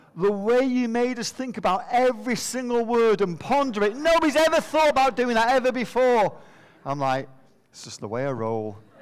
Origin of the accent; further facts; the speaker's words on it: Manchester, North West England, United Kingdom; moved away; we're from Manchester